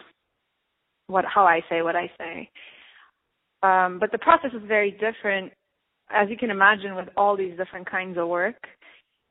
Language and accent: English; Turkey; moved away as an adult; now in Los Angeles, United States; I was born and raised in Turkey, and I came to Los Angeles for college, and then I stayed